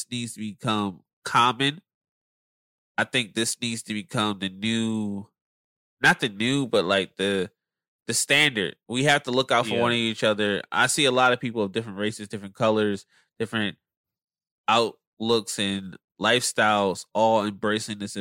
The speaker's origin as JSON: {"language": "English", "town": "Philadelphia", "region": "Pennsylvania", "country": "United States", "moved": "as an adult", "lives_now": "Los Angeles, United States", "said": "I'm still from Philadelphia."}